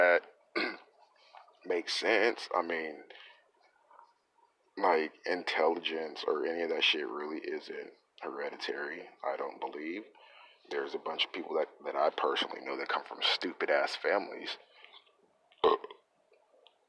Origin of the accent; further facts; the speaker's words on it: California, United States; moved away as an adult; also born or lived in Texas; now in Long Beach, United States; I lived in California from the age of 6 to like 20